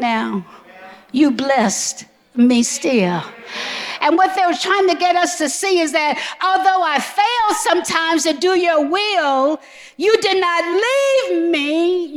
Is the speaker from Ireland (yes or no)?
no; the South, United States; Growing up in the South, racially intense environments